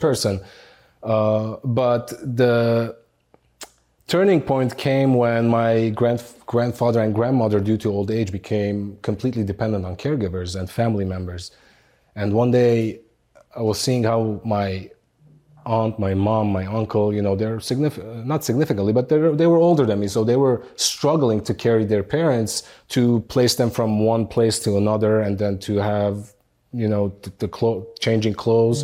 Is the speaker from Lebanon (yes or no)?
yes; Beirut, Beirut Governorate, Lebanon; moved away as an adult; now in United States; growing up in Beirut, Lebanon. Uh, I spent my childhood all the way up to age 23 there until I moved to the United States.